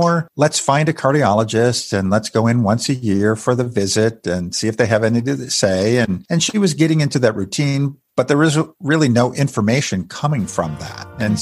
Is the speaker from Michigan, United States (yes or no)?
no; Western New York, United States; I was playing competitive ice hockey growing up in Western New York.